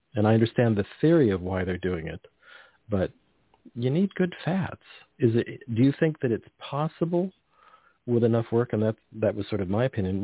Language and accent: English; Carmel, California, United States; I grew up on the Monterey Peninsula, and we drive through the Salinas Valley and lived near the Salinas Valley